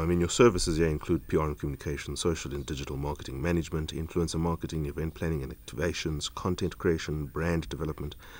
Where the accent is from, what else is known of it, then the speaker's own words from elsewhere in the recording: Eastern Cape, South Africa; an Eastern Caper just as I am